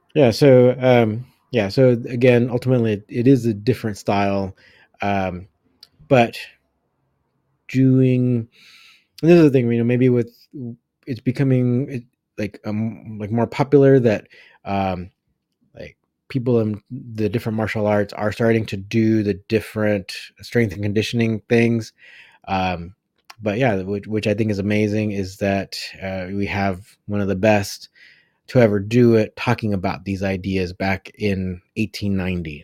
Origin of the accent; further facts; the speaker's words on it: United States; I was born in the United States